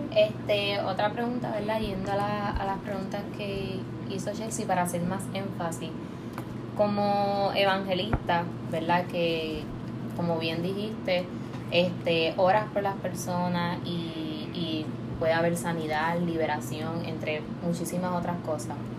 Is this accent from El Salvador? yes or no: no; Puerto Rico; nuestra cultura, nuestra gente y todo lo que nos distingue como puertorriqueños.